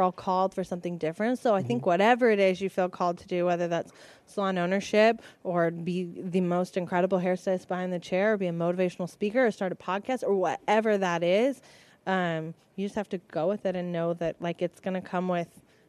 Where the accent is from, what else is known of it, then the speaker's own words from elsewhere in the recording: Las Vegas, Nevada, United States; moved away as an adult; now in southern Utah, United States; I'm originally from Las Vegas, Nevada. That's where I was born and raised and started my romance with the industry. But I'm now based in southern Utah, and I'm a salon owner. And I'm a mommy of a 4-year-old little boy.